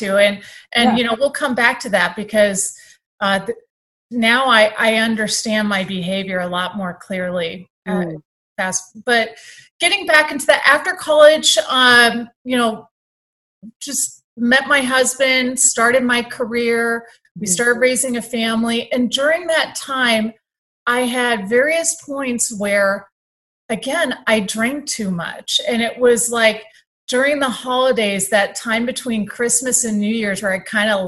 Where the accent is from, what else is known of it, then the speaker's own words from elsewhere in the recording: San Diego, California, United States; moved away; I grew up in Southern California in San Diego